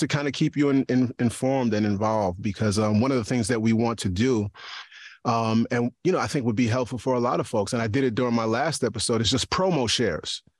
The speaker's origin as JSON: {"language": "English", "region": "New York", "country": "United States", "moved": "yes", "lives_now": "East Stroudsburg, United States", "said": "I'm a New Yorker"}